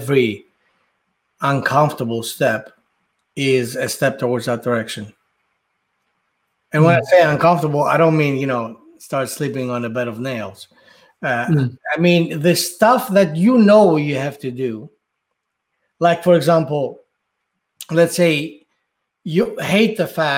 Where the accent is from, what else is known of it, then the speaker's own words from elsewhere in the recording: Athens, Attica, Greece; when I was living, growing up in Athens